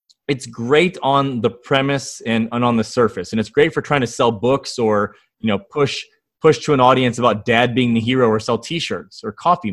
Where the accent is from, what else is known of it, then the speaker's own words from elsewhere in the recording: Northwest Ohio, United States; moved away; I grew up in Northwest Ohio, fished on lakes and rivers